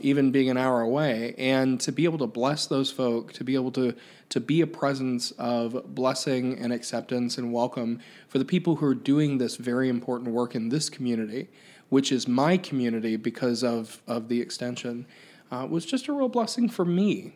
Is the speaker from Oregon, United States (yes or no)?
no; Pike County, Ohio, United States; I grew up in Pike County, which is just south of Chillicothe